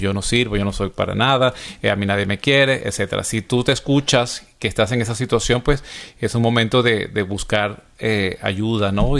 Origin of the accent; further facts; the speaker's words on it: Venezuela; en mi país, Venezuela